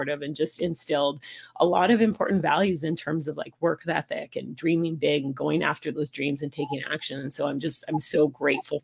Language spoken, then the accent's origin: English; Vancouver, British Columbia, Canada; So I grew up in Vancouver.